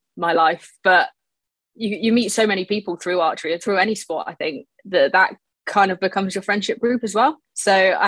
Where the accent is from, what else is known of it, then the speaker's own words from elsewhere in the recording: Shoreham-by-Sea, South East England, United Kingdom; also born or lived in Brighton; I was born in Brighton. I lived there till I was about four and then moved to Shoreham.